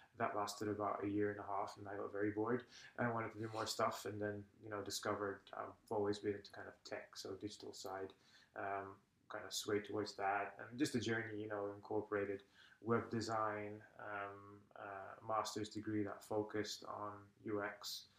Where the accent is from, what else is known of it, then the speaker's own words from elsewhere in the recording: Malta; English is a second language; now in Estonia; I'm originally from Malta, which, just in case, because not everybody knows, it's a small island. I think it's the southernmost part of Europe. It's just below Sicily.